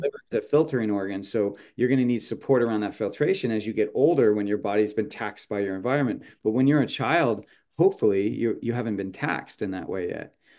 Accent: San Jose, California, United States; moved away; also born or lived in Portland, Oregon; I grew up in San Jose

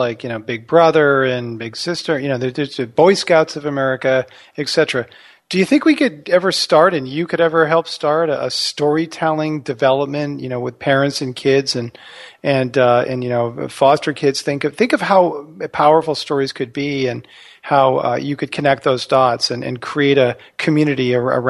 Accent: Texas, United States; we'd always want to hear about stories about our grandparents and growing up in Texas with both my parents.

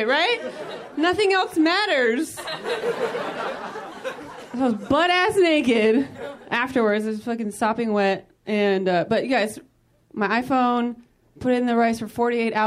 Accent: Modesto, California, United States; now in Los Angeles, United States; I'm originally from Northern California. I'm actually from Modesto, California.

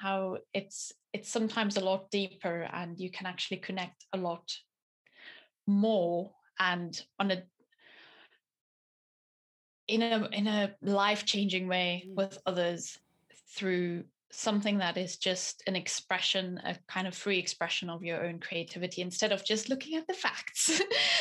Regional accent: South Africa; moved away as an adult; now in Teesside, United Kingdom; I was born in South African nationality

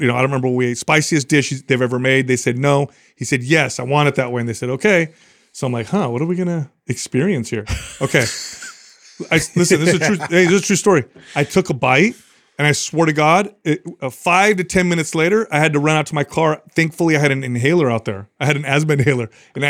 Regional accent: San Jose, California, United States; I grew up in San Jose.

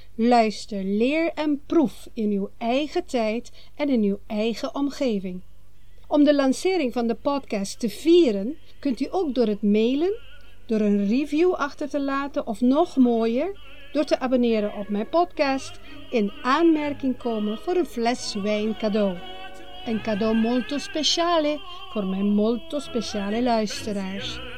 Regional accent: Aruba; moved away; het Papiamento, de taal van het eiland Aruba, waar ik ben geboren en getogen

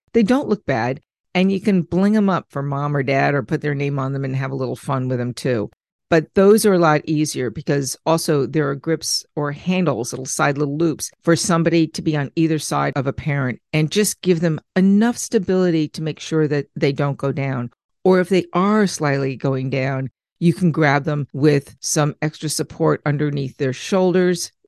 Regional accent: Long Island, New York, United States; growing up in Long Island

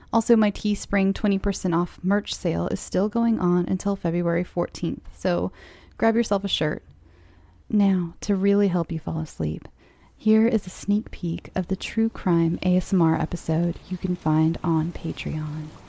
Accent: California, United States; I'm from California. And as a California child

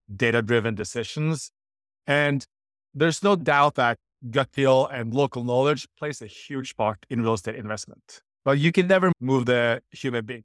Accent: Norway; I'm from Norway

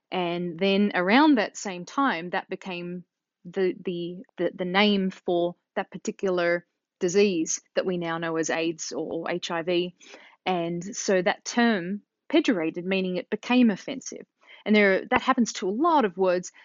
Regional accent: Australia; moved away as an adult; now in United States; growing up in Australia

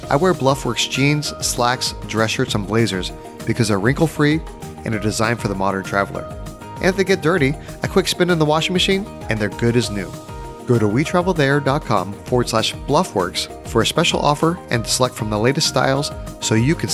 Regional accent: New Zealand; also born or lived in Australia; I'm a Kiwi, born and born and, born and bred.

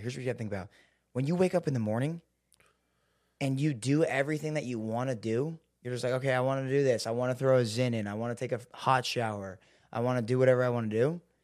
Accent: Seattle, Washington, United States; I grew up in Seattle.

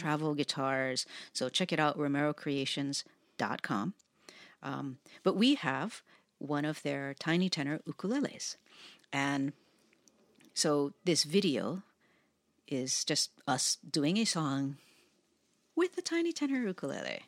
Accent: Hawaii, United States; having been born and raised in Hawaii

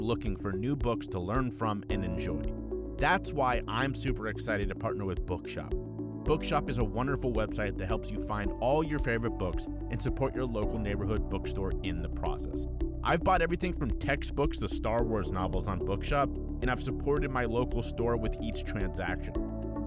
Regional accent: Cincinnati, Ohio, United States; I used to be a Bengals fan growing up in Cincinnati, Ohio

